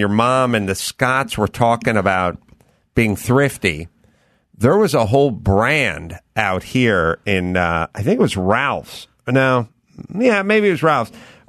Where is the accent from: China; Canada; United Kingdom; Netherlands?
Netherlands; North Holland; English is a second language; you know, watch these commercials when I was 10. I'm from North Holland. Like, I don't know what this means.